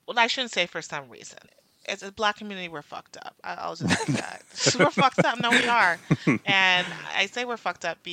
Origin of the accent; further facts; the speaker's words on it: Jamaica; I'm Jamaican